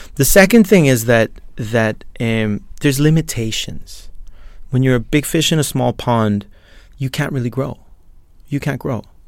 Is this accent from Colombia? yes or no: yes; Colombia; now in Lithuania; I'm from Colombia.